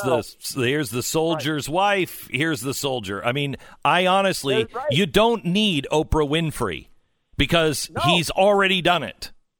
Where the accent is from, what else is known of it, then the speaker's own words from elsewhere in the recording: Ukraine; English is a second language; You should know, because I am from Ukraine, Nashi Grashi is not the name of a person.